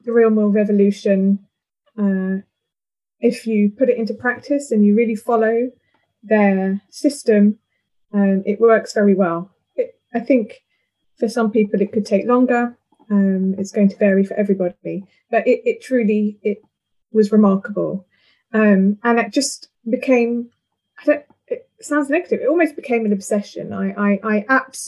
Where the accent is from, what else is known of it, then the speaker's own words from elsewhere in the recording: London, United Kingdom; moved away as an adult; now in St Albans, United Kingdom; I've been here 14 years, so I am actually I'm a Londoner at heart